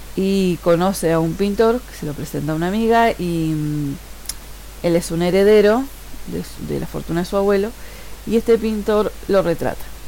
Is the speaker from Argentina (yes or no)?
no; Uruguay; soy uruguaya